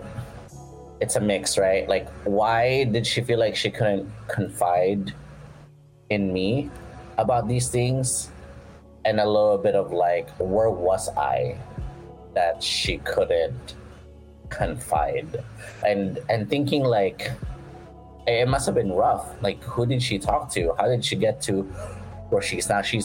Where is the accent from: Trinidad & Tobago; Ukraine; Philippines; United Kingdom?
Philippines; moved away; also born or lived in United States; growing up in the Philippines